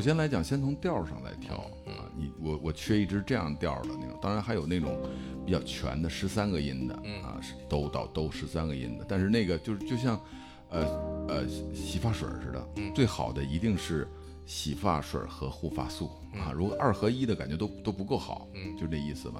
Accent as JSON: {"language": "Chinese", "country": "China", "said": "我们是中国人"}